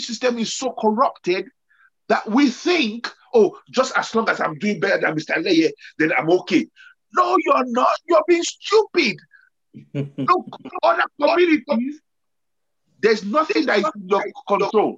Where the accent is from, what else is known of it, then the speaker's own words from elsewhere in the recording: Nigeria; growing up in Nigeria, growing up in Africa